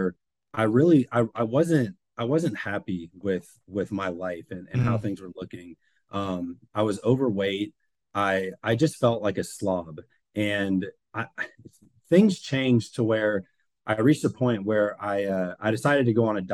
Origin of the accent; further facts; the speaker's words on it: Forsyth County, north of Atlanta, Georgia, United States; I'm from Forsyth County, which is about 30 minutes north of Atlanta. And we moved there, I think in 1996 or seven, and I was like 4 years old